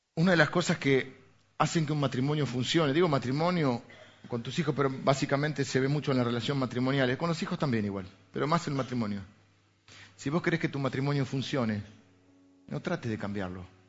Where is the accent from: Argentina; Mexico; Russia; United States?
Argentina; venimos de Argentina